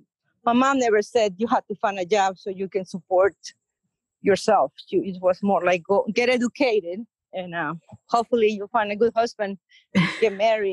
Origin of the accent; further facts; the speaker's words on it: El Salvador; English is a second language; moved away as an adult; now in United States; Very slow compared here to the States. Went to high school there. I did 2 years of college, but I never finished.